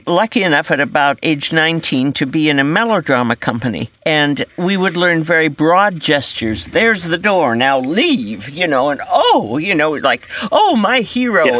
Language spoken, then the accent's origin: English; Denver, Colorado, United States; I was born and raised in Denver, Colorado